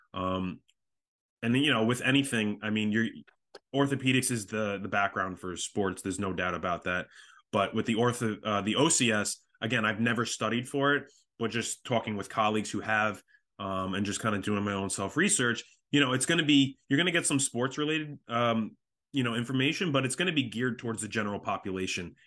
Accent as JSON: {"language": "English", "area": "Long Island", "region": "New York", "country": "United States", "said": "I am from Long Island, New York"}